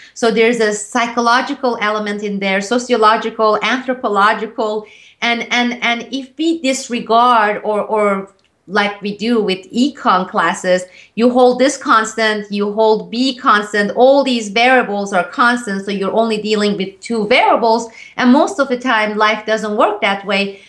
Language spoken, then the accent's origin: English; Turkey; moved away; growing up in Turkey